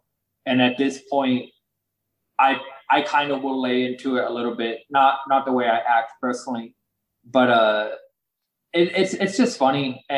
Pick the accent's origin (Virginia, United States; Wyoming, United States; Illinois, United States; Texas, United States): Texas, United States; Plano; also born or lived in Denton, Texas; I grew up in Plano.